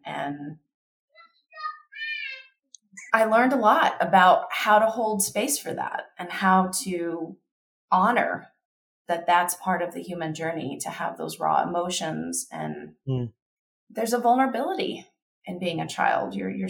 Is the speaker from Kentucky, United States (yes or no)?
yes; Kentucky, United States; I grew up in Kentucky.